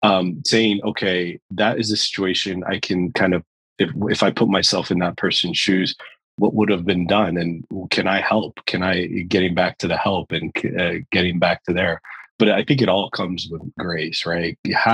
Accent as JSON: {"language": "English", "region": "New York", "country": "United States", "said": "I'm a New Yorker at heart."}